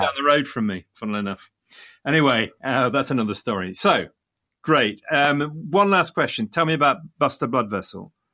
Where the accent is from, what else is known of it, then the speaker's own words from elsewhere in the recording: Leicester, East Midlands, United Kingdom; coming from Leicester, Leicester being my hometown